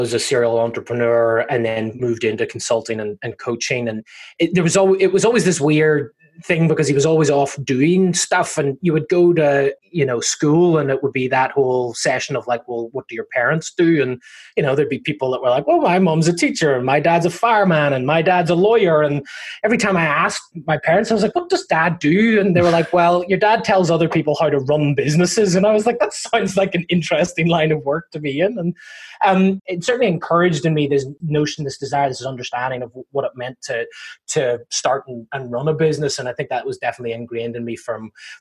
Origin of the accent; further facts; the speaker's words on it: Northern Ireland, United Kingdom; now in Southern California, United States; I'm from Northern Ireland originally, not from sunny Southern California where I currently reside